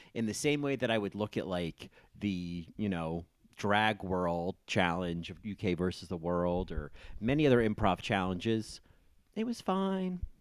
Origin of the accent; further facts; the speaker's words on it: New Jersey, United States; as a kid growing up in New Jersey